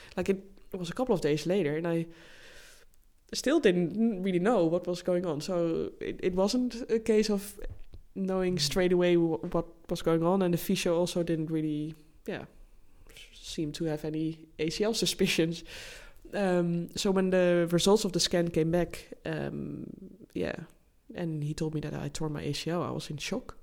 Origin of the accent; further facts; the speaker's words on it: Netherlands; English is a second language; moved away; my home country, the Netherlands